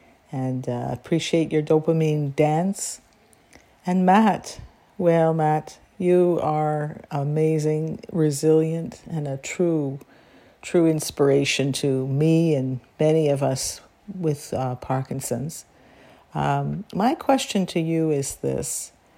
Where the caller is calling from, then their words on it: Guelph, Ontario, Canada; I'm calling from Guelph, Ontario, Canada.